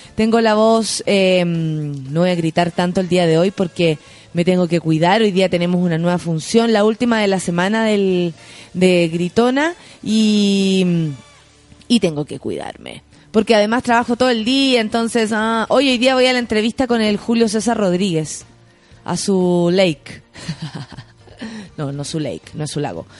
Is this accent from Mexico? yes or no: no; San Miguel, Santiago Metropolitan Region, Chile; yo soy de San Michael y ahí está mi barrio